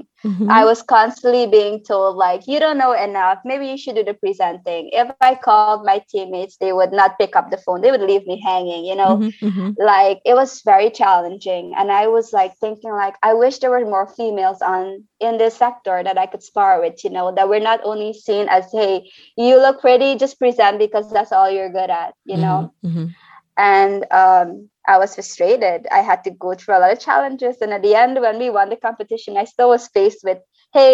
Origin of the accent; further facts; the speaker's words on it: Georgetown, Demerara-Mahaica, Guyana; now in Suriname; I was actually born in Georgetown, Guyana. I would canal number one. I would call it the farmlands. I'm actually a farm girl. Growing up in Guyana